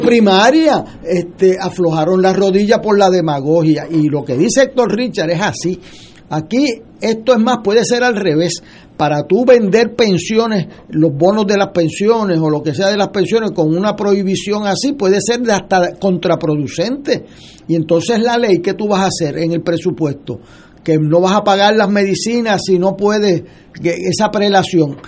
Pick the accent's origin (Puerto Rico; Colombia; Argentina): Puerto Rico; sentido de gobierno propio nuestro como puertorriqueño